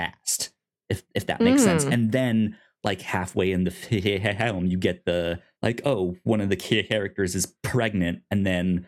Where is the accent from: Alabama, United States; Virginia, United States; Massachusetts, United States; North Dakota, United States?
Virginia, United States; now in Oklahoma, United States; me growing up in Virginia